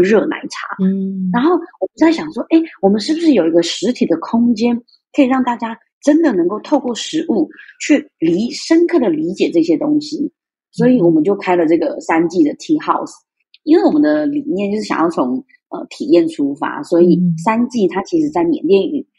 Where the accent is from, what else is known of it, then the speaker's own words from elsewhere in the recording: Zhonghe, New Taipei, Taiwan; also born or lived in Myanmar; 我从小在台湾的华新街长大